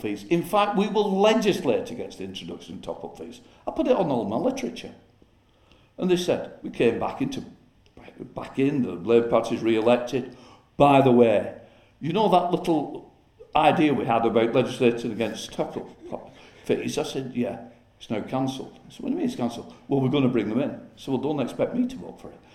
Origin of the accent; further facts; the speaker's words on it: Chorley, North West England, United Kingdom; I'm a Chorley lad, born and brought up in Chorley